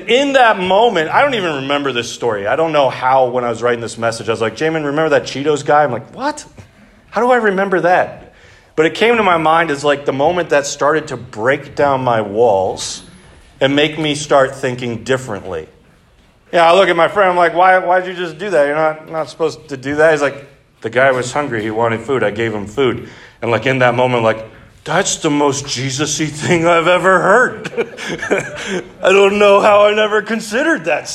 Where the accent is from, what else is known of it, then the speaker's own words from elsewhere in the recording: Three Oaks, Michigan, United States; I grew up in Three Oaks.